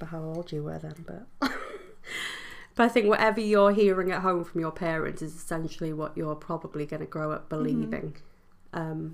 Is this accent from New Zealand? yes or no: no; Welsh, Wales, United Kingdom; we're Welsh